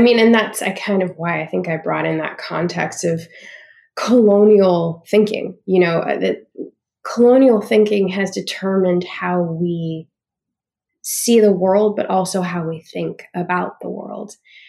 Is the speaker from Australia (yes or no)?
yes; Australia; also born or lived in Canada; now in United States; growing up in Australia, growing up in Canada, but really, like, cementing who I am in an Australian context